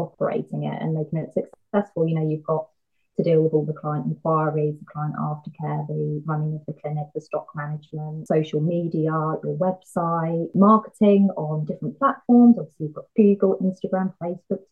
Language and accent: English; Bury St Edmunds, East of England, United Kingdom; my hometown of Bury St Edmunds